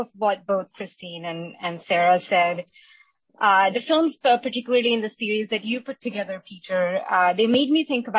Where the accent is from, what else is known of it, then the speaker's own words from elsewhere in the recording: India; now in United States; I'm Indian. My historical and contemporary experiences growing up in India and as an Indian immigrant